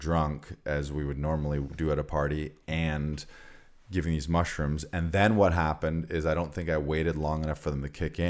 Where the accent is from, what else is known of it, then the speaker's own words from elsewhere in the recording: Orillia, Ontario, Canada; moved away as an adult; also born or lived in London, Ontario; I'm not from Barrie. I'm from Orillia